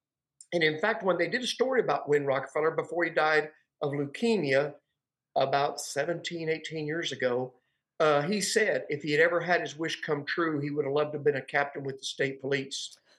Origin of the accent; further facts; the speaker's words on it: Edwards Air Force Base, California, United States; also born or lived in Petit Jean Mountain, Arkansas; now in Arkansas, United States; I was born and raised in California, Edwards Air Force Base.